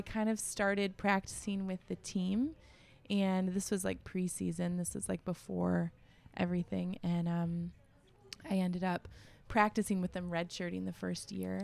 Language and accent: English; Grosse Pointe, Michigan, United States; I grew up in Grosse Pointe